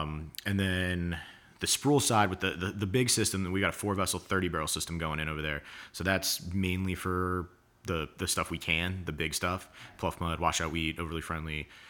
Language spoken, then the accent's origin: English; Atlanta, Georgia, United States; moved away as an adult; also born or lived in Denver; now in Charleston, United States; I was in Atlanta till college and then Charleston